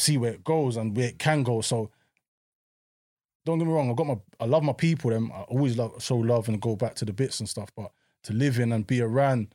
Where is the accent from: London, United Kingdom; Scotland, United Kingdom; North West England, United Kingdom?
London, United Kingdom; when I was growing up in Peckham